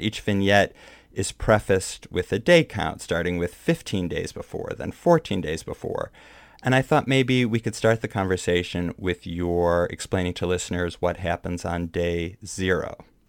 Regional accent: Midwest, United States; now in New York, United States; a Midwesterner who used to do tornado drills when I was growing up

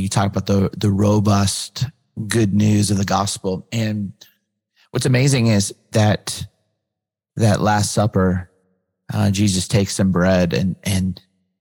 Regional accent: West Coast, United States; I grew up on the West Coast.

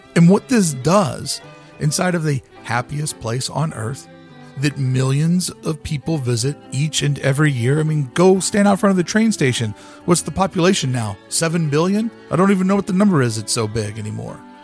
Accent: Louisville, Kentucky, United States; also born or lived in Toronto, Ontario / Buffalo, New York; now in Southern California, United States; I lived in my hometown of Louisville, Kentucky

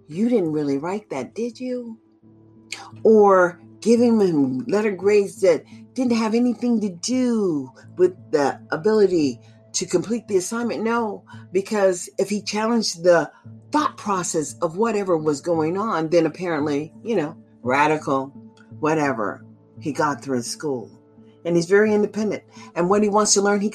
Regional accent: United States; I'm African American, and my advocacy is for the majority of my people

